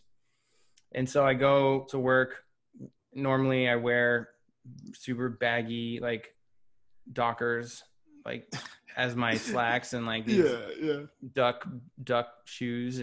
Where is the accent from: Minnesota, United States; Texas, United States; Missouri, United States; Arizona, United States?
Texas, United States; Houston; I grew up in Houston, Texas, like Southern hospitality